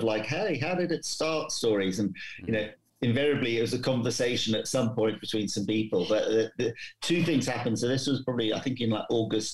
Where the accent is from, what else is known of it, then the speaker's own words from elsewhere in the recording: England, United Kingdom; also born or lived in Johannesburg, South Africa; I was born in Johannesburg, but largely grew up in England